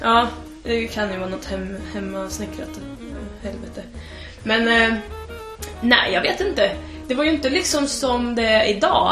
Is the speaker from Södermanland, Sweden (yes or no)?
yes; Tystberga, Södermanland, Sweden; also born or lived in Trosa; jag är från Tysberga.